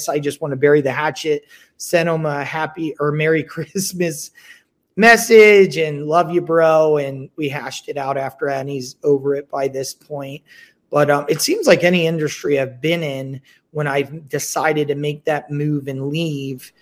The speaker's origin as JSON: {"language": "English", "region": "New Jersey", "country": "United States", "also_born_or_lived": "California", "moved": "yes", "lives_now": "Las Vegas, United States", "said": "I'm from New Jersey. I live in Vegas"}